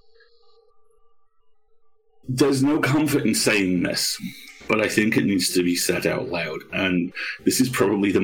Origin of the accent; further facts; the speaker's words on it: United Kingdom; I'm a Brit.